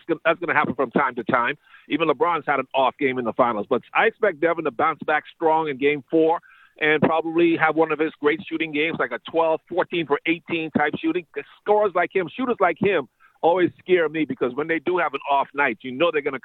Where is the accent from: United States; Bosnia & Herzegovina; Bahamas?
Bahamas; moved away; growing up in the Bahamas